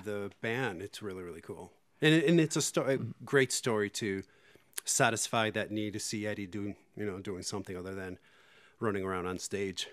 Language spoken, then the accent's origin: English; Puerto Rico; in Puerto Rico, I got into metal when I was in eighth grade or so